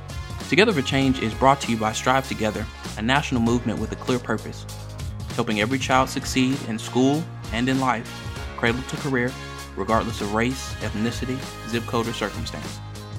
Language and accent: English; Kentucky, United States; my home state of Kentucky.